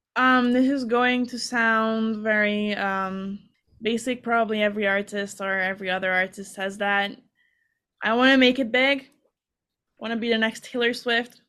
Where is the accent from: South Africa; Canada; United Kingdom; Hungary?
Hungary; moved away as an adult; now in United States; I'm from Hungary